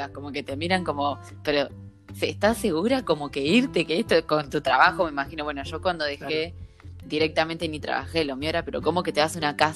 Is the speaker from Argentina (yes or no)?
yes; Salto Grande, Santa Fe, Argentina; Somos todos de Santa Fe, somos todos santafesinos.